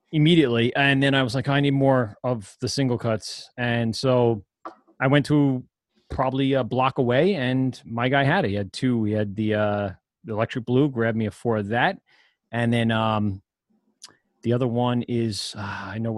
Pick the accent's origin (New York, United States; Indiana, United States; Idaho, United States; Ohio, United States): New York, United States; Amityville; also born or lived in Maryland; I grew up in Amityville